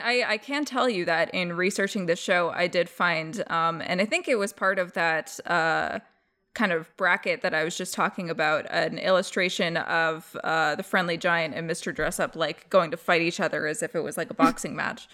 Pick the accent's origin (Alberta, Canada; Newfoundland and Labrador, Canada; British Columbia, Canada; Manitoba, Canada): Alberta, Canada; we grew up with out in Alberta.